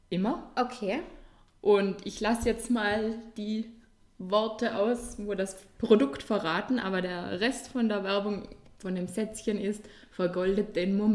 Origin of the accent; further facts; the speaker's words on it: Vorarlberg, Austria; bei uns in Vorarlberg